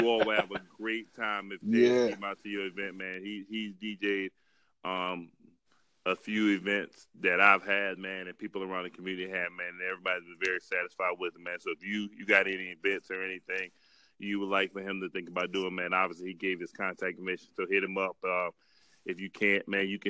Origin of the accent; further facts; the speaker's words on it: Holly Hill, United States; we're all from Holly Hill